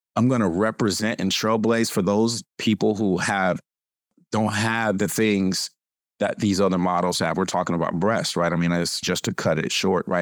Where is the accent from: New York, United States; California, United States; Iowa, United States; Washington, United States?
California, United States; I'm from California.